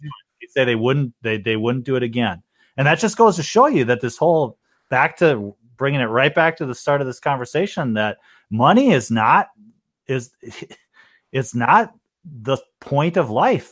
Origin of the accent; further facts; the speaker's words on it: Minnesota, United States; I'm from Minnesota